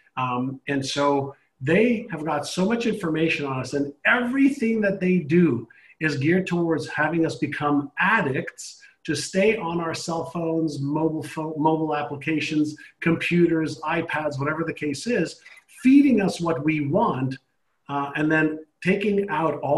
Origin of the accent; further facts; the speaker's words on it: Canada; now in United States; I live in the U.S. I don't vote in the U.S. I'm Canadian.